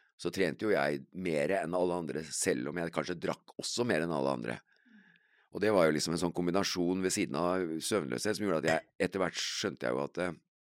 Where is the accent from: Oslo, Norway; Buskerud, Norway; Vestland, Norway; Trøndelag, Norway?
Buskerud, Norway; Kongsberg; jeg vokste jo opp på Heistadmoen